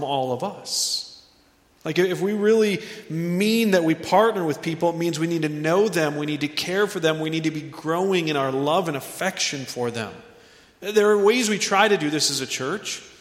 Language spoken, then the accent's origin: English; United States; we as American Christians